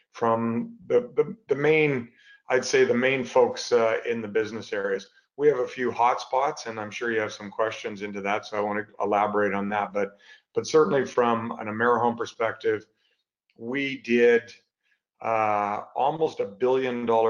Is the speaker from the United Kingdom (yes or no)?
no; Canada; moved away as an adult; now in United States; I'm originally a Canadian, grew up there, went to school there